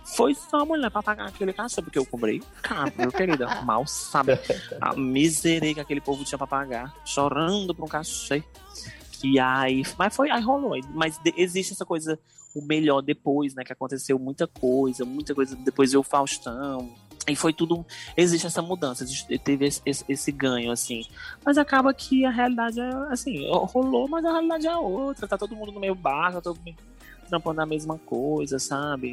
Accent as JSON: {"language": "Portuguese", "region": "Ceará", "country": "Brazil"}